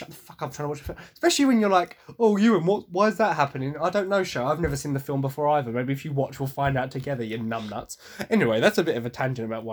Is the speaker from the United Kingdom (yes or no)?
yes; Essex, East of England, United Kingdom; I am from Essex, despite how hard I try to hide my accent